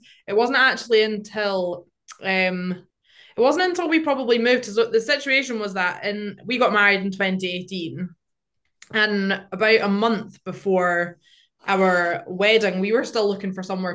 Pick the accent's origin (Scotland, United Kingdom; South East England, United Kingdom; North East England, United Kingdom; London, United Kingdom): Scotland, United Kingdom; Glenfarg; also born or lived in England; I grew up around here